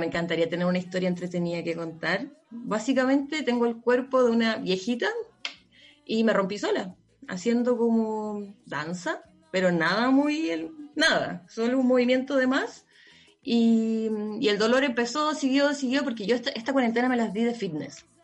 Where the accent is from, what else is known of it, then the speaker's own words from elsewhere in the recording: La Serena, Coquimbo, Chile; moved away; cuando era chica, vivía en La Serena y pasaba harto en la playa